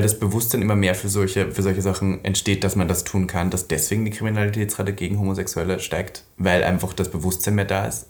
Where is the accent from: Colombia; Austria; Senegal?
Austria; Und ich bin ja Österreicherin. Von daher, ich komme ja auch vom Land